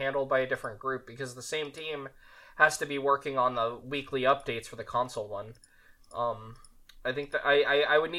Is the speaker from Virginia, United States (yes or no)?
no; Las Vegas, Nevada, United States; I come from Vegas. I was lucky enough to be born in Vegas